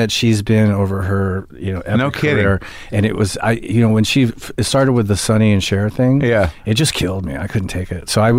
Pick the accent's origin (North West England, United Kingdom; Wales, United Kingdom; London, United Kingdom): London, United Kingdom; Hampstead; born there; also born or lived in Stoke-on-Trent; No, I was born in Stoke-on-Trent. I was born in Hampstead, London.